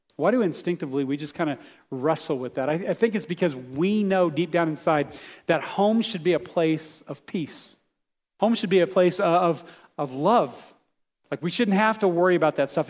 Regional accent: Texas, United States; I grew up in Texas

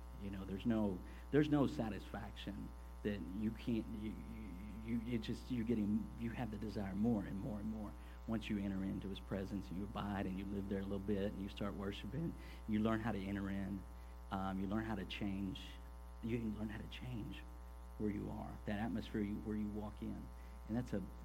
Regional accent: Corpus Christi, Texas, United States; now in Houston, United States; I grew up in Corpus, which is just down the coast from here. I moved up to Houston when I was 21

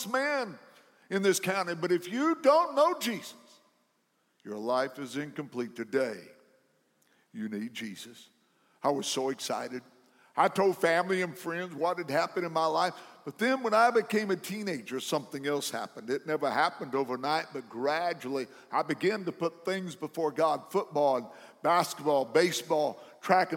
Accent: McLeansboro, Illinois, United States; my hometown, McLeansboro, Illinois

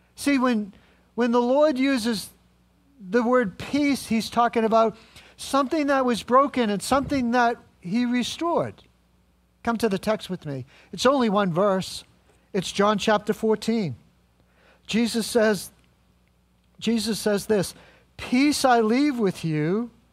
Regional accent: New England, United States; I'm just from New England

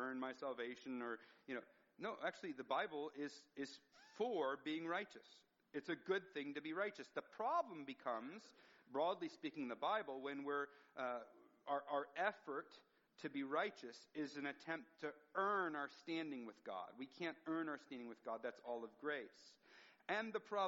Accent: United States; As an American

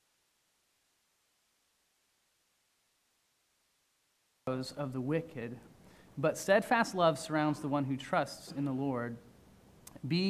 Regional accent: Seattle, Washington, United States; moved away as an adult; now in Virginia, United States; I'm from Seattle

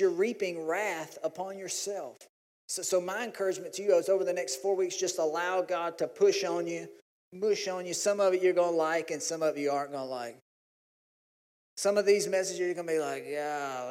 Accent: Louisiana, United States; we're from Louisiana

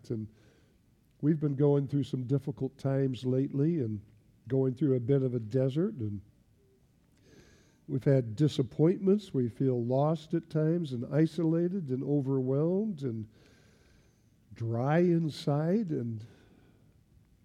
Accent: Lincoln, Nebraska, United States; moved away as an adult; also born or lived in Belgium; I grew up in Nebraska, as I said, and I grew up in in Lincoln, Nebraska

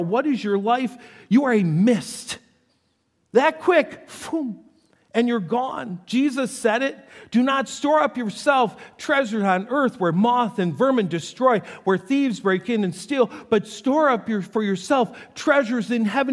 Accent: North Tonawanda, New York, United States; I grew up in North Tonawanda, New York, and it was right on the Niagara River

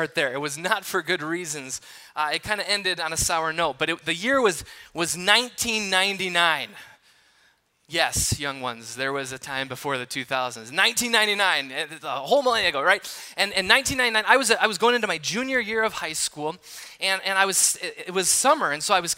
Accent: Milwaukee, Wisconsin, United States; now in Michigan, United States; I grew up in the Milwaukee area

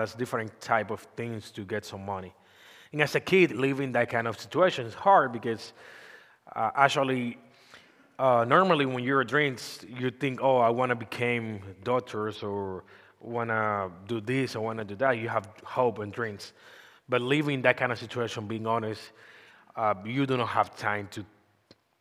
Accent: Dominican Republic; English is a second language; moved away; I'm come from Dominican Republic.

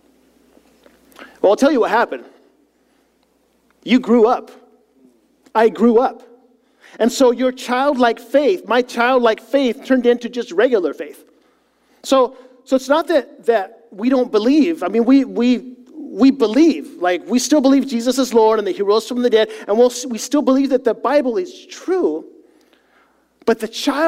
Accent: Chile; moved away; Now, I grew up in South America

